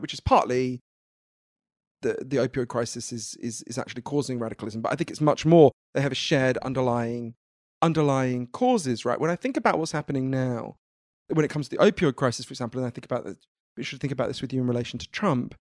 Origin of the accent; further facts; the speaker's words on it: United Kingdom; I'm British.